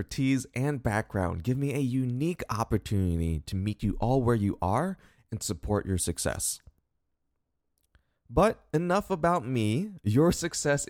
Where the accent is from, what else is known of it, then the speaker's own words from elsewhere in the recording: Columbus, Ohio, United States; moved away as an adult; now in Dallas, United States; I was born and raised in Columbus, Ohio, and have lived there for most of my life until recently when I moved to Dallas, Texas.